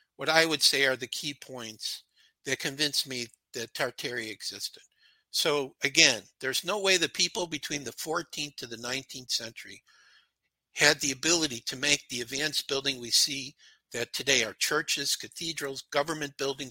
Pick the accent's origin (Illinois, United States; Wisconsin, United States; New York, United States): Illinois, United States; Chicago; I was brought up in Chicago.